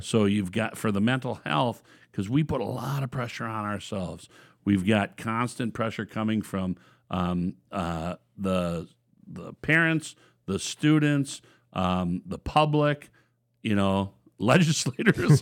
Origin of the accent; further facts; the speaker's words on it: Watkins, Minnesota, United States; born and raised in Watkins, Minnesota